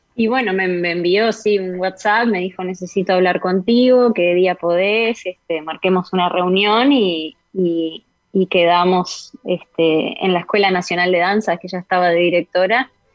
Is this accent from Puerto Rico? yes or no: no; Uruguay; moved away as an adult; also born or lived in Spain / Brazil; en mi país